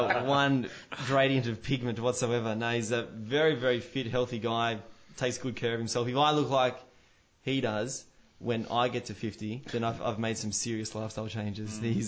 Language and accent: English; Central Coast, New South Wales, Australia; born or raised there